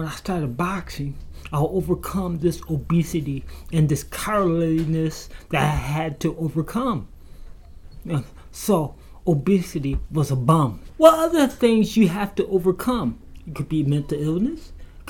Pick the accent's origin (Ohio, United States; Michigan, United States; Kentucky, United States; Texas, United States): Michigan, United States; Grand Rapids; from Grand Rapids, Michigan.